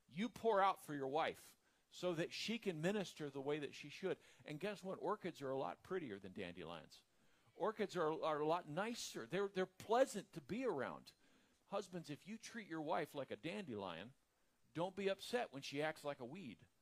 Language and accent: English; the South, United States; I'm from the South